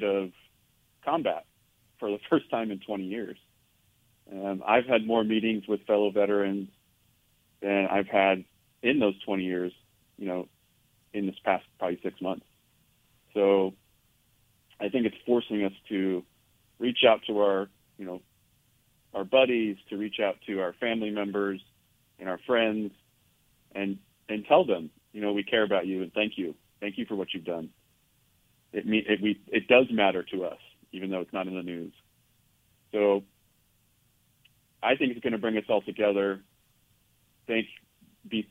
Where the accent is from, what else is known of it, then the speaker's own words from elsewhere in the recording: Northern California, United States; moved away as an adult; also born or lived in Los Angeles / Portland / Seattle; now in Texas, United States; I grew up in Northern California.